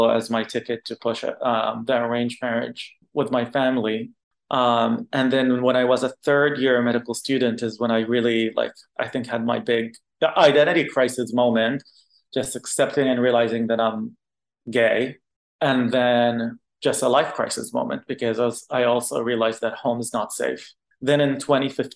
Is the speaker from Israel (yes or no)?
no; Qatar; first language Arabic; English is a second language; now in San Francisco, United States; I was born and raised in Qatar. I only spoke Arabic till I was in middle school / high school.